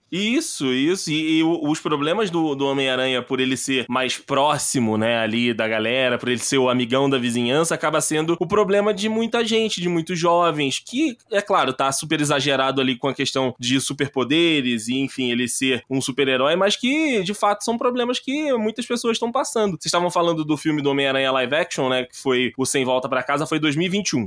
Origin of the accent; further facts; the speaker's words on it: interior of Rio de Janeiro, Brazil; moved away as an adult; now in São Paulo, Brazil; vim do interior do Rio de Janeiro e acabei vindo para Nova York brasileira, Nova York Tupiniquim, que é São Paulo